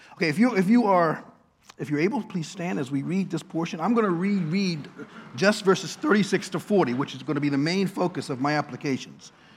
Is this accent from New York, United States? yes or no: no; Washington, District of Columbia, United States; now in Baltimore, United States; my hometown, Washington